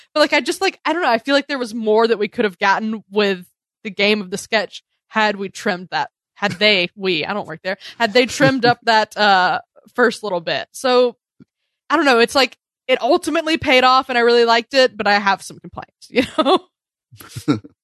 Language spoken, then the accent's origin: English; the South, United States; moved away; I'm from the South originally.